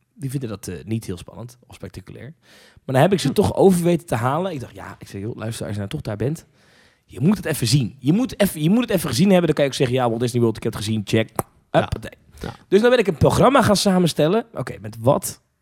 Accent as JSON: {"language": "Dutch", "country": "Netherlands", "tie": "born or raised there", "said": "ik ben eh, geboren en getogen in Nederland"}